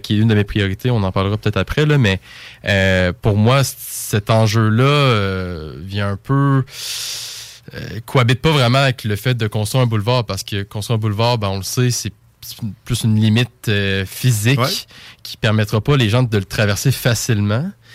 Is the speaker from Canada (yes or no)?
yes; Lévis, Quebec, Canada; pour moi, Lévis, c'est ma ville, c'est ma place.